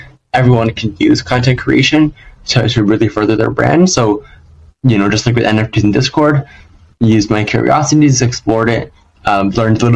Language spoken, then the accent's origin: English; Los Angeles, California, United States; LA, my hometown